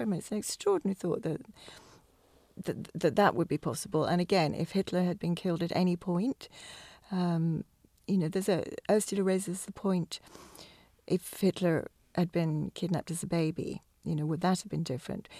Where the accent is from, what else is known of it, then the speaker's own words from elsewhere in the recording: England, United Kingdom; now in Scotland, United Kingdom; being English